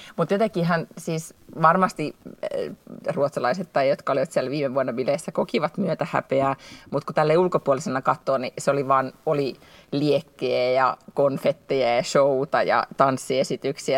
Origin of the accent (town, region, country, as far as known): Finland; now in Sweden